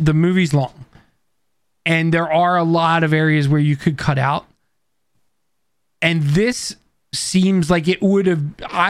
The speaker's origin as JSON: {"language": "English", "town": "Queens", "region": "New York", "country": "United States", "said": "My dad is from Chile in PR, which means I'm a Chile Dominican, but I always say I'm from Queens."}